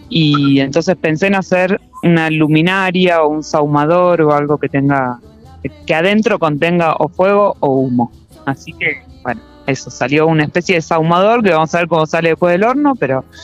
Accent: Bariloche, Río Negro, Argentina; Vengo de Bariloche.

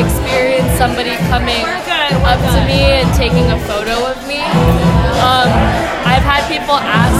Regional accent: New York City, New York, United States; I grew up in New York City

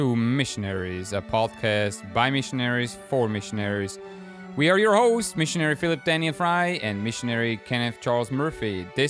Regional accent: Switzerland; first language German; English is a second language; moved away as an adult; now in Germany; As the listener can tell, I'm not a native speaker in English. I was born and raised in Switzerland.

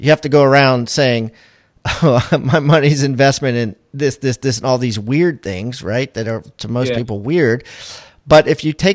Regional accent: Baltimore, Maryland, United States; now in South Carolina, United States; I'm originally from Maryland, in Baltimore or surrounding areas. I live in South Carolina now

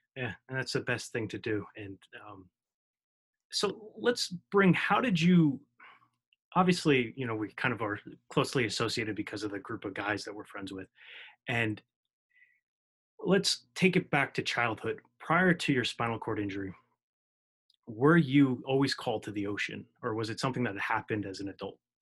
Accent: New Jersey, United States; I'm from New Jersey, born and raised.

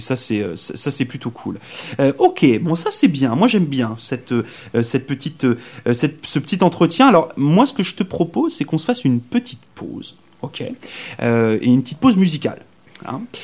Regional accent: Brittany, France; moved away as an adult; now in Saint John, Canada; je viens de France, mais je viens d'une région en France, s'appelle la Bretagne, qui est complètement à l'ouest.

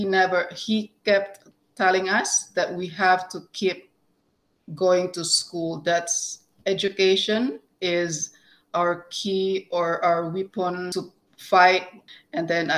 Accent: Philippines; moved away as an adult; now in Canada; I came from the Philippines, moved here in 2008 with my two children and my husband

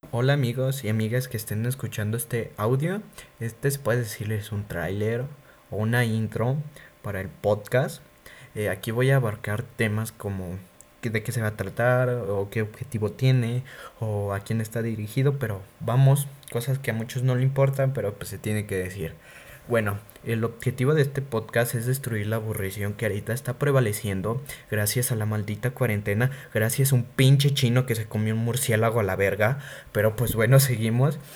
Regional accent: Guanajuato, Mexico; soy originario de la ciudad de Guanajuato, o sea que soy mexicano

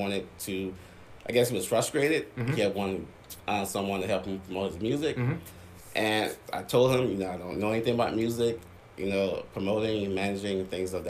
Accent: Charleston, South Carolina, United States; I'm from Charleston, born and raised here in Charleston, South Carolina

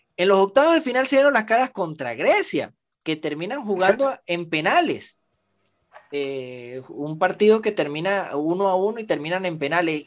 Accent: Venezuela; also born or lived in Bogotá; como venezolano

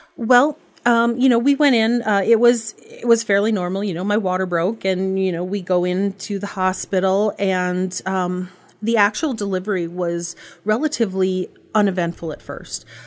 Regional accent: Bagley, United States; I grew up in Bagley

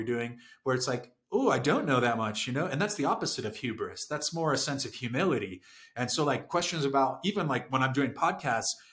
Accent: San Diego, California, United States; also born or lived in Saudi Arabia; I'm from San Diego

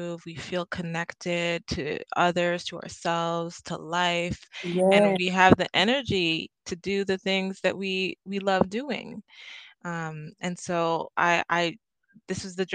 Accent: Trinidad & Tobago; now in Canada; I'm from Trinidad and Tobago originally

